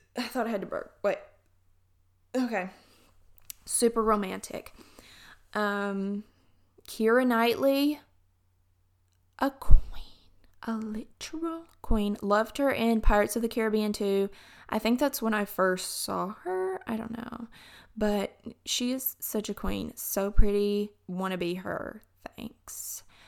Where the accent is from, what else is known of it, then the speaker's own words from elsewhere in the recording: Alabama, United States; accent: southern; when I talk about Alabama, my accent gets a little bit thicker